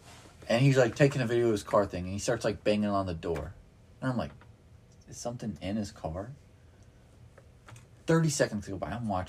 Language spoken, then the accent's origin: English; Sweden; I'm from Sweden.